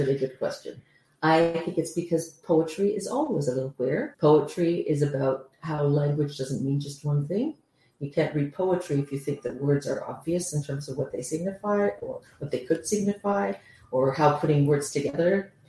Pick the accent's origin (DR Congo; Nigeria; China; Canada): Canada; moved away as an adult; now in London, United Kingdom; I'm originally from Canada. I've been in London since 2011